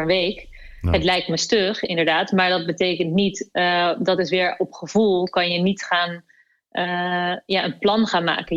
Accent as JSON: {"language": "Dutch", "country": "Netherlands", "said": "kunnen we echt in onze handen knijpen als Nederlanders"}